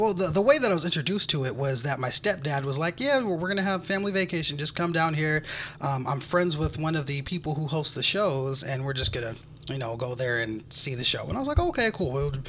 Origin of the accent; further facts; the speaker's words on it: California, United States; I'm from California.